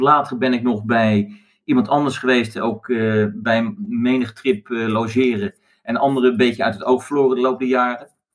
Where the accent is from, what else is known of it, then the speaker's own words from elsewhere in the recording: Netherlands; ik kom uit Nederland